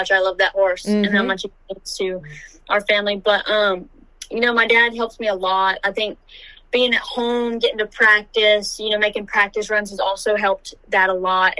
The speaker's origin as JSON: {"language": "English", "town": "Iowa", "region": "Louisiana", "country": "United States", "tie": "born or raised there", "said": "I'm from Iowa, Louisiana, born and raised"}